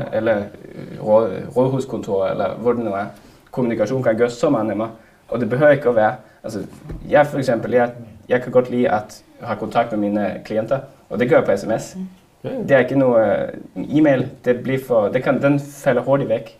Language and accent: Danish; Narvik, Nordland, Norway; now in Denmark